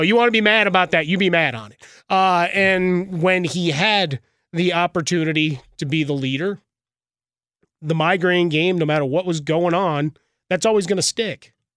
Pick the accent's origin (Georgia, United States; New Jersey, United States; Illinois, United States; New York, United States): Illinois, United States; Chicago; my hometown of Chicago